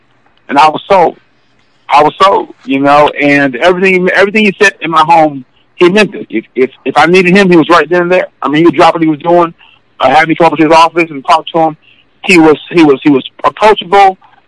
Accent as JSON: {"language": "English", "town": "Los Angeles", "region": "California", "country": "United States", "also_born_or_lived": "Notre Dame, Indiana", "said": "I'm coming from a very very diverse community. You know, I'm from West Coast. I'm from L.A. Single mom"}